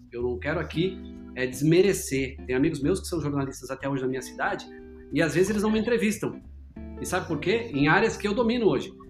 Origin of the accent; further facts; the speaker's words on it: Maringá, Paraná, Brazil; moved away; Eu sou vindo do interior do Paraná, né? Eu sou de Maringá, no interior do Paraná